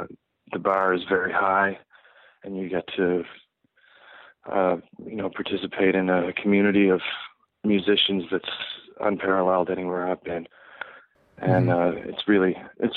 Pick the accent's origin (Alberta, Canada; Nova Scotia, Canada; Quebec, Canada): Nova Scotia, Canada; Halifax; now in United States; I grew up in just outside of Halifax in Nova Scotia, which is on the east coast of Canada.